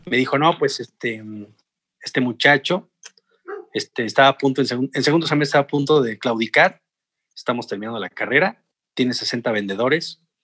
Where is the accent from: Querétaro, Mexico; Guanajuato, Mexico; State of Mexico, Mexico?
Querétaro, Mexico; San Juan del Río; moved away as an adult; also born or lived in Mexico City; soy, bueno, originario de San Juan del Río Querétaro